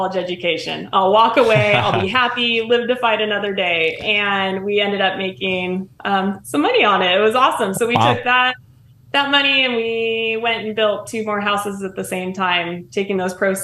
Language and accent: English; Alaska, United States; now in Twin Falls, United States; From Alaska. I'm building in Twin Falls, Idaho.